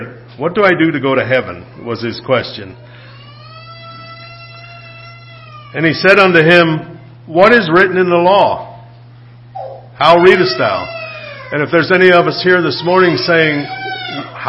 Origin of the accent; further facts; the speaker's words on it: United States; being born in the United States